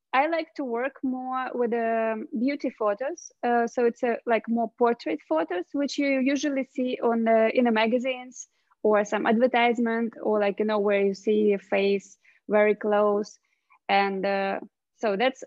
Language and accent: English; Russia; I'm from Russia.